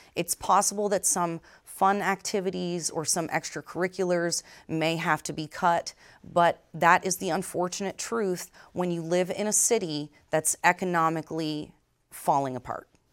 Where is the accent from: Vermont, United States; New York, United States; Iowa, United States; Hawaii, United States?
Vermont, United States; moved away; was born and raised in Vermont, educated here at Champlain College